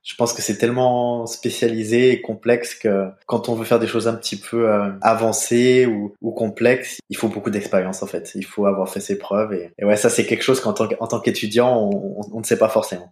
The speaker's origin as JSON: {"language": "French", "town": "Saint-Étienne", "region": "Auvergne-Rhône-Alpes", "country": "France", "tie": "born or raised there", "also_born_or_lived": "Hamburg, Germany", "moved": "as an adult", "lives_now": "Erfurt, Germany", "said": "La ville dans laquelle j'ai grandi, donc Saint-Étienne, en France"}